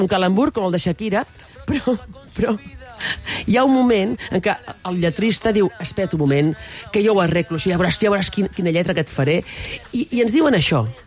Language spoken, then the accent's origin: Catalan; Catalonia, Spain; sóc xarnega